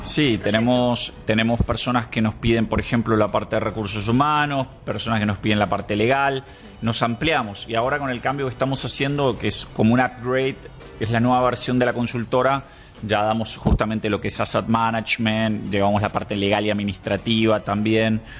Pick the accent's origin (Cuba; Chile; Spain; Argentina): Argentina; Buenos Aires; moved away as an adult; now in Costa Rica; soy de Buenos Aires